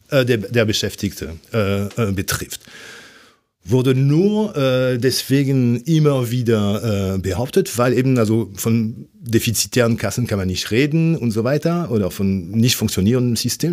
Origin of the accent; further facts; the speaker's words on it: France; German is a second language; moved away as an adult; now in Germany; obwohl ich 30 Jahre in Deutschland lebe, aber als Franzose